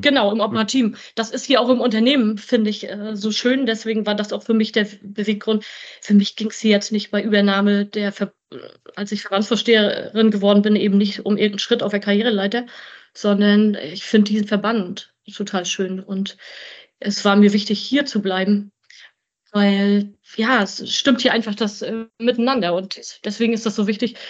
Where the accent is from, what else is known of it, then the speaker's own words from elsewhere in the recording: Grevesmühlen, Mecklenburg-Vorpommern, Germany; ich komme von hier. Ich bin Luftlinie 250 Meter von hier geboren